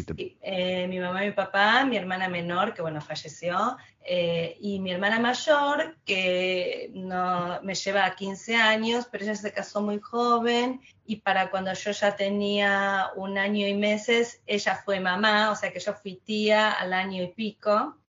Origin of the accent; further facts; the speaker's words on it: Quilmes, Buenos Aires Province, Argentina; moved away as an adult; now in London, United Kingdom; nací en Quilmes, crecí en Quilmes, me eduqué en Quilmes, todo en Quilmes